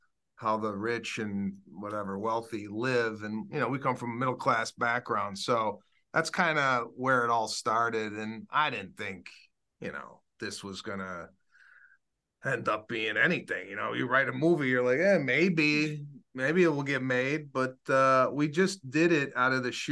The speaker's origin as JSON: {"language": "English", "town": "Chicago", "region": "Illinois", "country": "United States", "tie": "born or raised there", "moved": "as an adult", "lives_now": "Los Angeles, United States", "said": "my hometown, Chicago"}